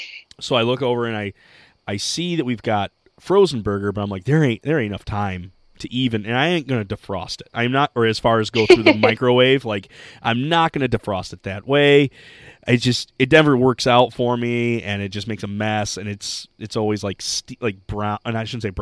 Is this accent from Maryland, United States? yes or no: no; Michigan, United States; We're from Michigan. She's Dutch. I'm Scottish.